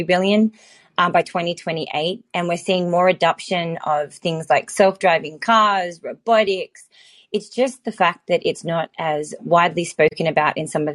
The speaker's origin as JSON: {"language": "English", "country": "Australia", "also_born_or_lived": "Los Angeles", "moved": "yes", "lives_now": "Silicon Valley, United States", "said": "Although I'm Australian, I'm actually based in Silicon Valley and spend my time between Los Angeles and San Fran."}